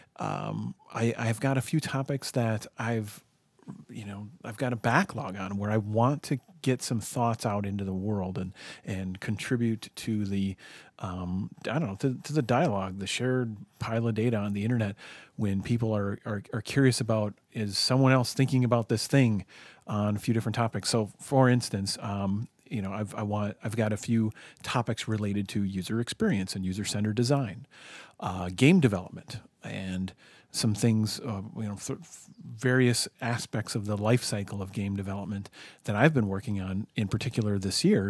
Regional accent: United States; I'm an American.

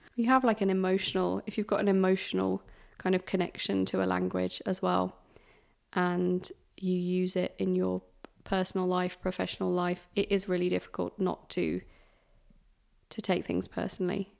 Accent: United Kingdom; It's being British

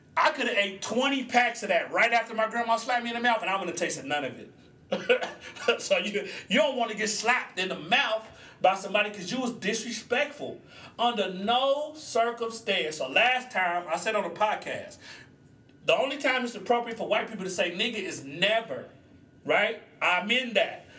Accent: Oklahoma, United States; I'm from Oklahoma

